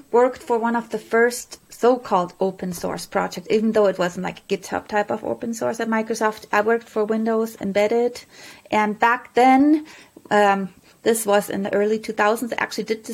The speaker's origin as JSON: {"language": "English", "country": "Germany", "moved": "yes", "said": "I'm originally from Germany"}